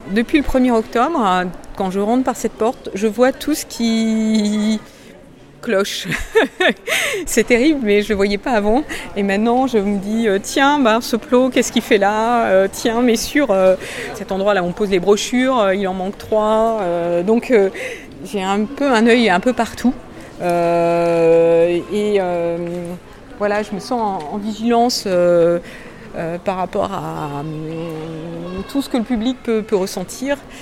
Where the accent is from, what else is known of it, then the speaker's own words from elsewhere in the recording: Rennes, Brittany, France; moved away; Je suis née à, à Rennes, au début des années soixante-dix. J'y suis revenue, euh, il y a quatre ans